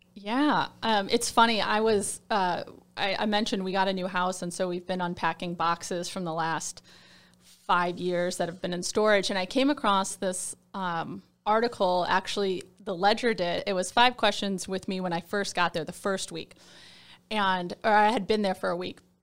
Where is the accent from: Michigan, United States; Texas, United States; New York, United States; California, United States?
Michigan, United States; moved away as an adult; also born or lived in Ohio / Houston; now in Columbus, United States; I'm from Michigan